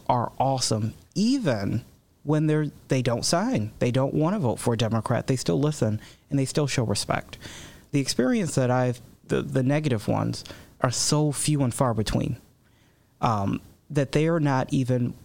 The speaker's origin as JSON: {"language": "English", "town": "Chicago", "region": "Illinois", "country": "United States", "tie": "born or raised there", "moved": "yes", "lives_now": "DuPage County, United States", "said": "I was born in Chicago."}